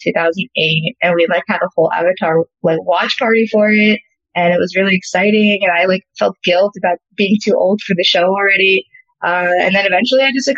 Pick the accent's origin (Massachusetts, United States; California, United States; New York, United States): California, United States; Los Angeles; I'm from Los Angeles. Grew up going to the beach